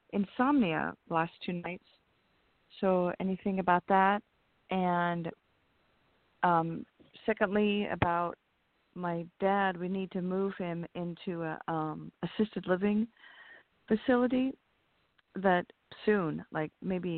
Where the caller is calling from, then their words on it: California, United States; Hi, this is … from California.